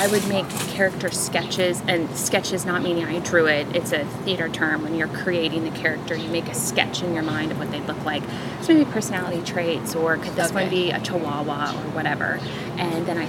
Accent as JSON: {"language": "English", "town": "Kansas City", "region": "Missouri", "country": "United States", "tie": "born or raised there", "moved": "yes", "lives_now": "Savannah, United States", "said": "in the Midwest, growing up in Kansas City"}